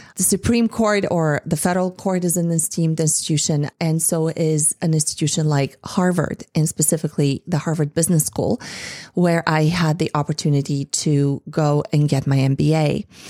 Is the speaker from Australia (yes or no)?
no; Bulgaria; moved away; growing up in Eastern Europe, in Bulgaria.